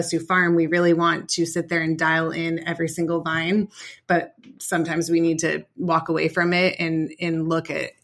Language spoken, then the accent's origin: English; East Bay, California, United States; I grew up in the East Bay.